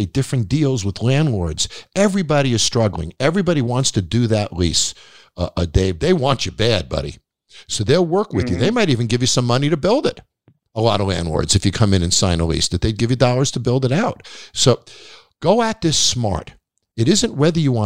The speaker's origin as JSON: {"language": "English", "area": "Long Island", "region": "New York", "country": "United States", "tie": "born or raised there", "said": "I grew up on Long Island"}